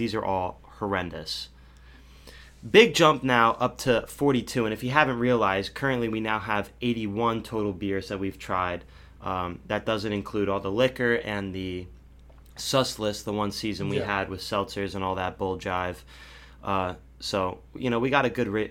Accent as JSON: {"language": "English", "area": "Bucks County", "region": "Pennsylvania", "country": "United States", "tie": "born or raised there", "said": "my hometown beer from Bucks County, PA"}